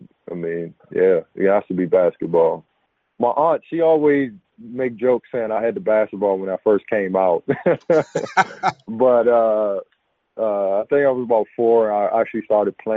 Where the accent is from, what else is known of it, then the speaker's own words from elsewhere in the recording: Oxon Hill, Maryland, United States; moved away as an adult; also born or lived in Washington, D.C.; now in Rochester, United States; Lived in Oxon Hill, Maryland, pretty much all my life. But I reside in Rochester, New York now